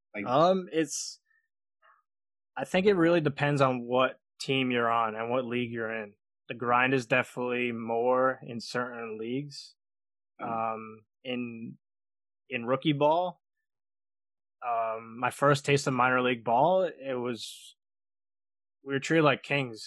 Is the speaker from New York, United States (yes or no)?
yes; Long Island, New York, United States; I'm from Long Island, New York. I was born and raised here, and I'm I'm still living here